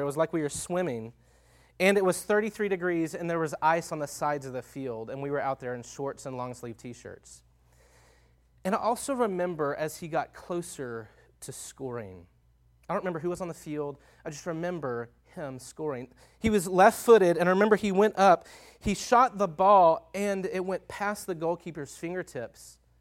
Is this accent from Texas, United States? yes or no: yes; Longview, Texas, United States; moved away as an adult; now in Tucson, United States; I grew up in Northeast Texas in a town called Longview, Texas